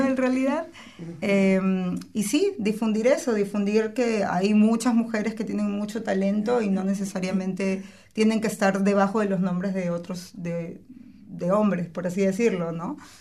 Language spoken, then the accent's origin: Spanish; Peru; moved away; de Perú, yo soy de Perú